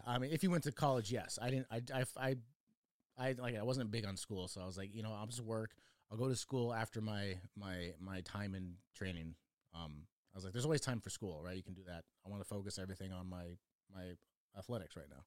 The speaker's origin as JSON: {"language": "English", "region": "Oregon", "country": "United States", "tie": "born or raised there", "also_born_or_lived": "Chicago, Illinois", "said": "I grew up in Oregon"}